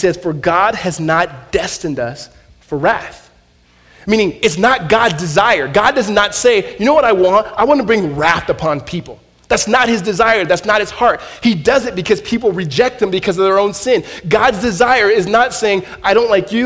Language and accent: English; Southern California, United States; I grew up in Southern California